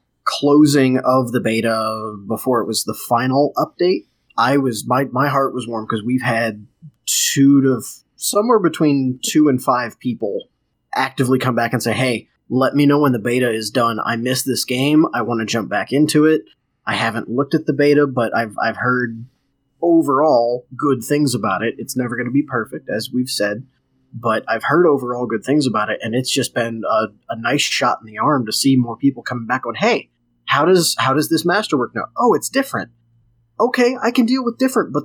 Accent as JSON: {"language": "English", "town": "St. Louis", "region": "Missouri", "country": "United States", "moved": "as an adult", "lives_now": "Indiana, United States", "said": "I'm technically from St. Louis. I just moved to Indiana."}